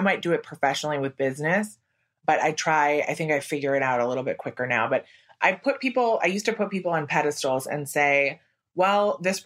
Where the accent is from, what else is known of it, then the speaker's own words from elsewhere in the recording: Wisconsin, United States; moved away as an adult; now in New York, United States; I'm from Wisconsin and I moved to New York right after college.